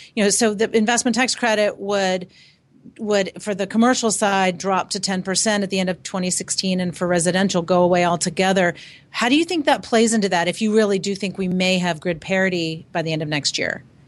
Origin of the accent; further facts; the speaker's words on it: Virginia, United States; I'm from Virginia